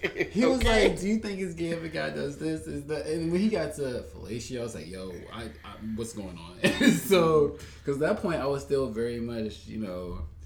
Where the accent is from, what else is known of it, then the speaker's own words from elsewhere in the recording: the South, United States; Because you know, growing up in the South, you think, let me pray it away